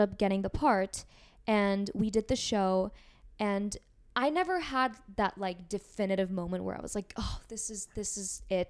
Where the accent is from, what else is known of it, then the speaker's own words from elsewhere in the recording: Seoul, South Korea; now in United States; I'm from Seoul, South Korea